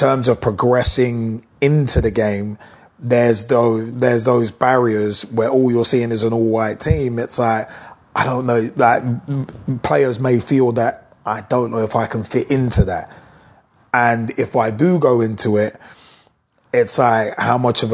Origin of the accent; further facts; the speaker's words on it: United Kingdom; British people